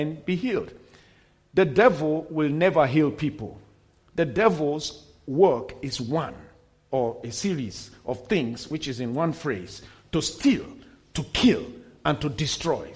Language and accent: English; Nigeria; also born or lived in United States; we got back to my home country, Nigeria